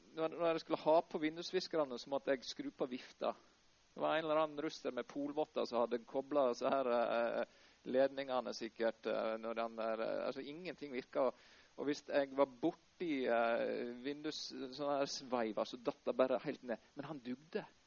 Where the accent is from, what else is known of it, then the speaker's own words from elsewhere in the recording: Norway; moved away as an adult; also born or lived in Houston, Texas, United States; en liten gutt fra Eikjastranda som reiste hele veien til Houston